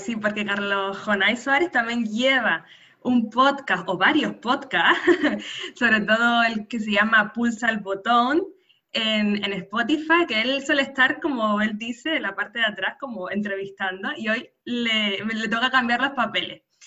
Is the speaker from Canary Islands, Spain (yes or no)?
yes; San Cristóbal de La Laguna, Canary Islands, Spain; nacida en Canarias